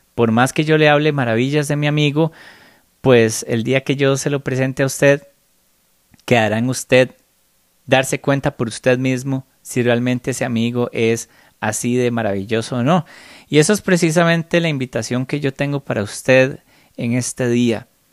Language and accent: Spanish; Costa Rica; yo nací en Costa Rica y por más feliz que yo me siento de haber nacido aquí, yo no escogí haber nacido acá.